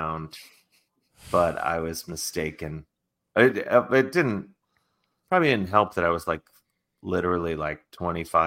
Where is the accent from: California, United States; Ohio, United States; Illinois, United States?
Ohio, United States; Cleveland; I'm from Cleveland